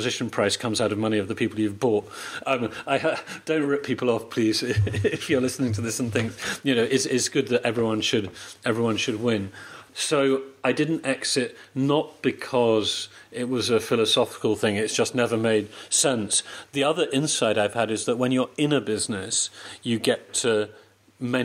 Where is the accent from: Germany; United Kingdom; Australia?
United Kingdom; moved away as an adult; now in Poland; I'm British